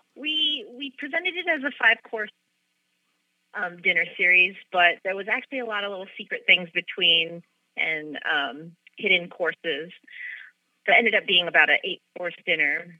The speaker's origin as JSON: {"language": "English", "town": "Los Angeles", "region": "California", "country": "United States", "tie": "born or raised there", "moved": "as an adult", "lives_now": "San Francisco, United States", "said": "I grew up in Los Angeles"}